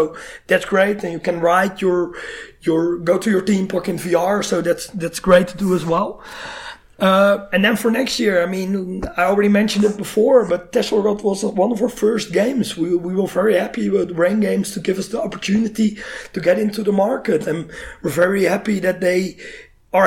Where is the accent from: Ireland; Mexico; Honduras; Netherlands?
Netherlands; we're from the Netherlands